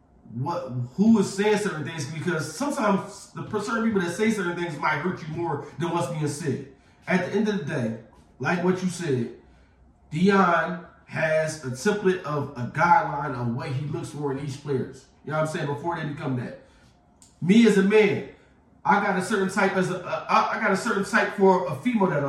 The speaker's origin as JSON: {"language": "English", "town": "Philadelphia", "region": "Pennsylvania", "country": "United States", "tie": "born or raised there", "said": "Growing up in Philadelphia"}